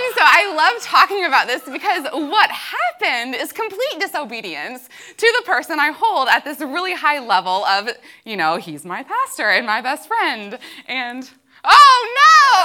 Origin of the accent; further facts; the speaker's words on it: Kentucky, United States; I was from Kentucky, that I claimed to be a Christian